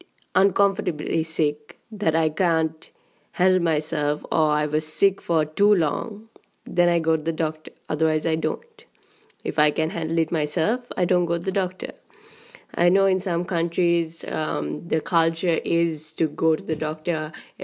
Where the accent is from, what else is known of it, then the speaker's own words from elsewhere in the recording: Sri Lanka; I come from Sri Lanka